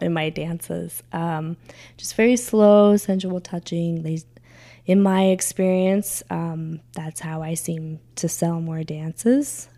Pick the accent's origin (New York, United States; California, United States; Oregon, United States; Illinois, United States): California, United States; moved away as an adult; I grew up in California, but I didn't really get to experience Vegas because I left California when I was 18